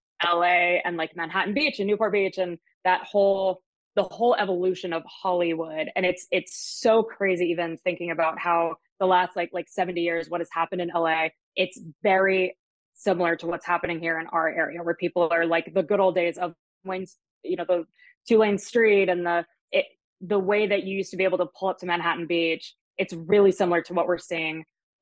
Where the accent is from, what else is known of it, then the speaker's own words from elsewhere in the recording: Germany; now in Jupiter, United States; My dad's German. I grew up in Germany. Moved back to the States.